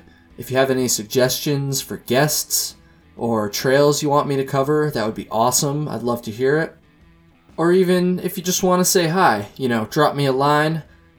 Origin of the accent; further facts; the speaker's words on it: Vermont, United States; I'm from Vermont. I'm recording this in Vermont right now. And I had done it once in sections when I was in high school.